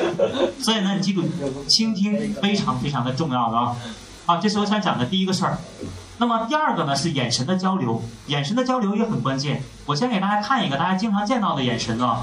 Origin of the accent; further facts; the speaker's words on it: Northeast China, China; 用我们东北话讲，不知道怎么嘚瑟好了。